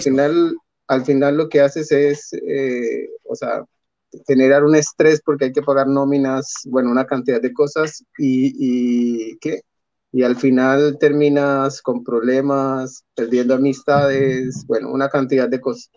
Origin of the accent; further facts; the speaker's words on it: Colombia; moved away as an adult; yo soy extranjero, soy colombiano